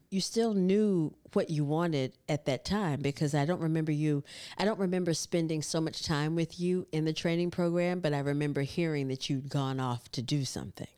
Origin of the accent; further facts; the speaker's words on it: North Carolina, United States; I grew up in North Carolina